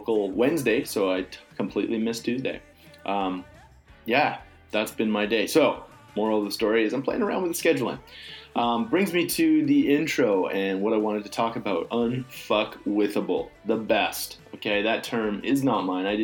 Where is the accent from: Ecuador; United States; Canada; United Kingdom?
Canada; Calgary, Alberta; moved away; a sense of home and sensibility that I'm just accustomed to growing up in Calgary